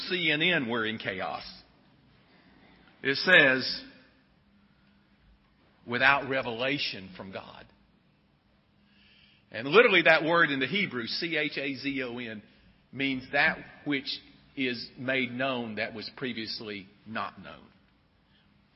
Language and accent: English; Sylva, North Carolina, United States; I grew up in Silva, North Carolina, I didn't really grow up even in town